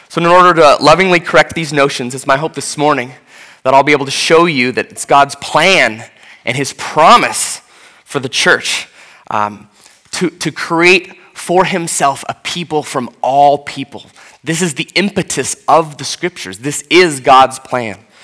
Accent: Seattle, Washington, United States; moved away as an adult; now in Atlanta, United States; as a white person from Seattle

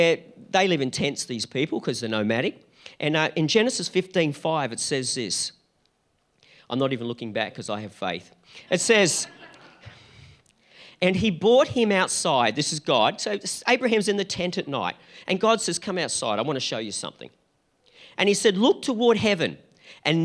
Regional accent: Gold Coast, Queensland, Australia; we're from the Gold Coast

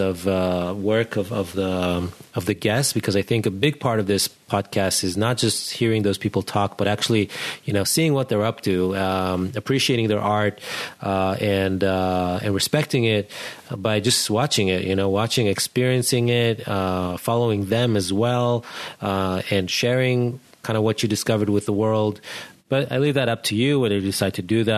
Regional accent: Israel; moved away; We're both originally from Israel

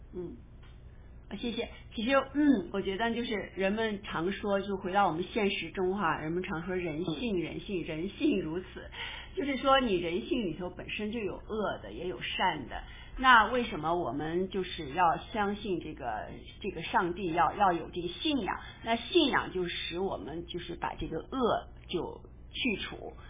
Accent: China; 我们从小就是和我们中国人的这个《三字经》

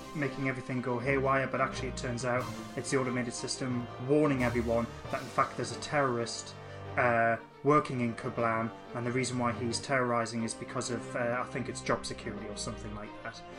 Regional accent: Newcastle upon Tyne, North East England, United Kingdom; I'm 32 years old, and I'm from Newcastle

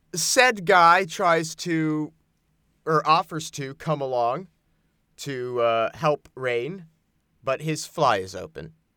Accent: American Southwest, United States; I grew up in the American Southwest

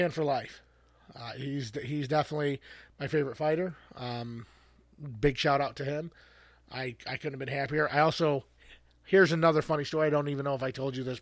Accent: United States; being an American

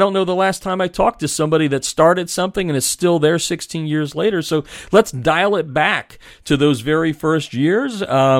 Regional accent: Pennsylvania, United States; my home state of Pennsylvania

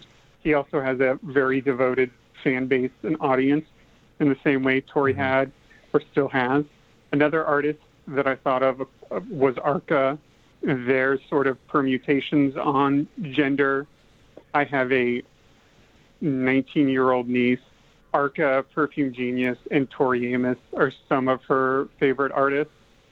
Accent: Midwest, United States; Me, myself, growing up in the Midwest, definitely came from a strong religious background

